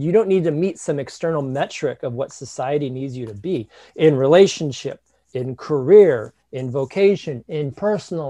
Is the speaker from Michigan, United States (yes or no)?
yes; Detroit, Michigan, United States; growing up in the Midwest, right, in Detroit